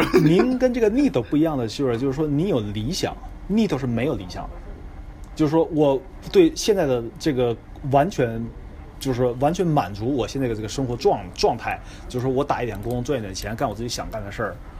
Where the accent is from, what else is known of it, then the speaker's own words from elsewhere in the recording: Shenyang, Liaoning, China; now in Japan; 因为我是沈阳人，就是说我家离那个美国大使馆比较近